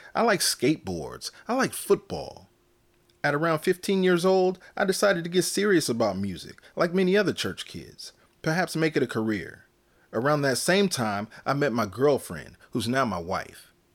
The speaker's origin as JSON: {"language": "English", "region": "Northern California", "country": "United States", "tie": "born or raised there", "said": "I was born and raised in Northern California."}